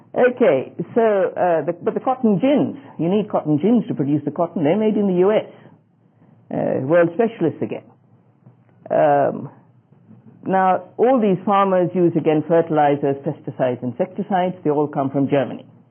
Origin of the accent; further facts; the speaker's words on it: Australia